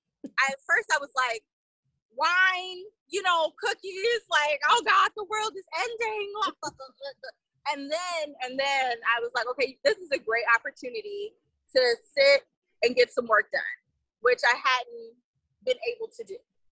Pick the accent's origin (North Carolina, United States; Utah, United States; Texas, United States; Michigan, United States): Texas, United States; Houston; I'm from Houston.